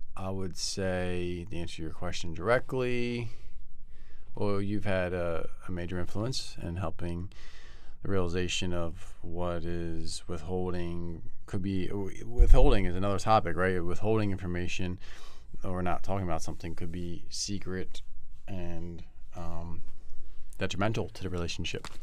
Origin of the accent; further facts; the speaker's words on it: Bucks County, Pennsylvania, United States; now in Southern California, United States; grew up in Bucks County area